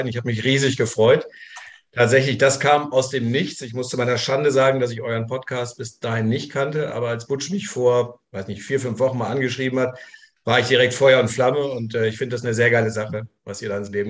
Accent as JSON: {"language": "German", "town": "Saarbrücken", "region": "Saarland", "country": "Germany", "said": "Ich komme aus, aus Saarbrücken und äh, im Saarland wurde schon so auch am Anfang, Mitte der 80er angefangen, Football zu spielen."}